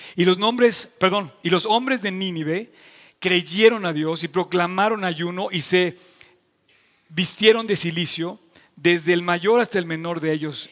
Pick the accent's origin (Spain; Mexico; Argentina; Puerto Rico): Mexico